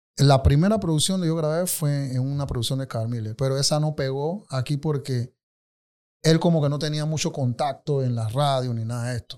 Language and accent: Spanish; Colón, Panama; moved away as an adult; now in Panama City, Panama; sí nací y crecí en Colón, en Río Alejandro